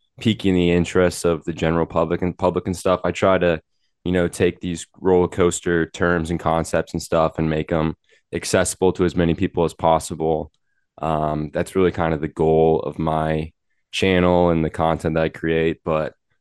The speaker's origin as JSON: {"language": "English", "town": "Milwaukee", "region": "Wisconsin", "country": "United States", "tie": "born or raised there", "said": "I grew up in Wisconsin in the kind of Milwaukee area"}